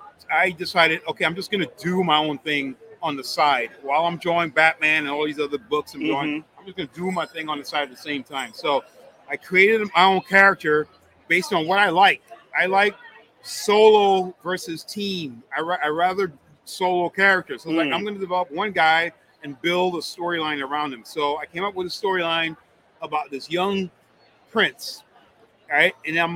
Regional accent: Miami, Florida, United States; I grew up in Miami, South Beach. That's where I would hang out, going to art galleries out there, doing the art deco type of thing.

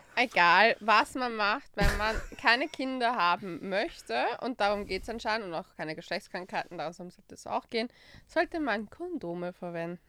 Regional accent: Austria; bei uns in Österreich

